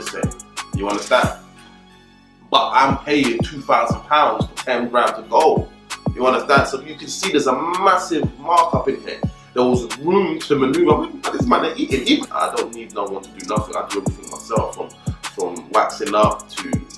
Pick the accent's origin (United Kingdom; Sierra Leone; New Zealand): United Kingdom; London; come from Camden Town, Northwest side of the borough, born and raised